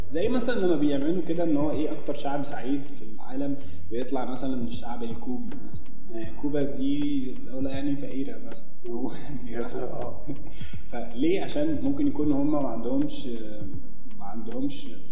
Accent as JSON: {"language": "Arabic", "country": "Egypt"}